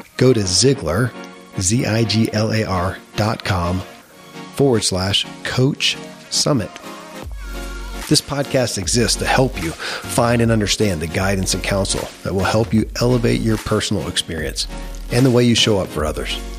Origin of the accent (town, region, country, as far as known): Kentucky, United States; born or raised there; moved away as an adult